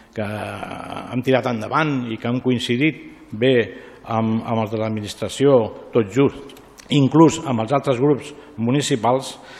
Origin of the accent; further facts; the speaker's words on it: Ripollet, Catalonia, Spain; Ser regidor del poble vaig néixer i créixer